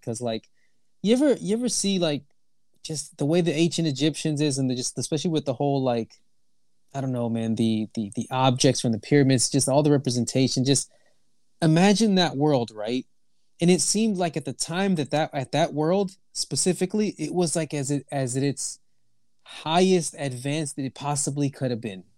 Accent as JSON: {"language": "English", "town": "Houston", "region": "Texas", "country": "United States", "moved": "as an adult", "lives_now": "Toronto, Canada", "said": "I'm from Texas, right? I'm originally from Houston, Texas"}